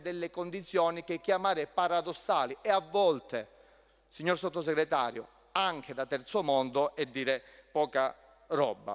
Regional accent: Calabria, Italy; also born or lived in Messina; da calabrese che ha studiato a Messina

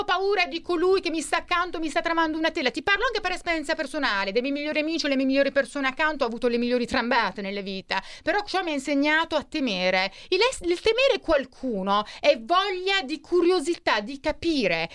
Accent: Bari, Apulia, Italy; born or raised there

